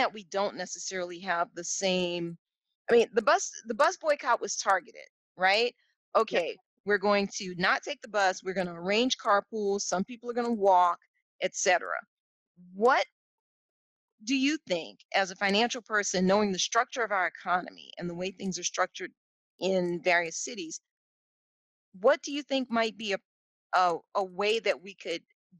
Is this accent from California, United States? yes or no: no; New Orleans, Louisiana, United States; moved away; I grew up in New Orleans where if we wanted seafood, there was a guy who would drive through the neighborhood and he'd sell seafood off his pickup truck.